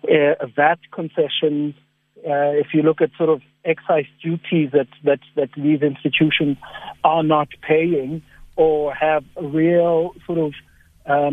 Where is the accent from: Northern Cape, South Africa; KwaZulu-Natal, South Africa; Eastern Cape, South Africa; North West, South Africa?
Northern Cape, South Africa; Upington; I come from Upington